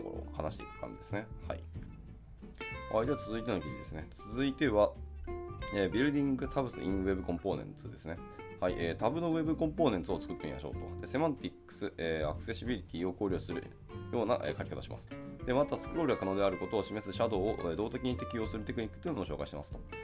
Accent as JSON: {"language": "Japanese", "region": "Hiroshima", "country": "Japan", "tie": "born or raised there", "said": "僕の地元広島"}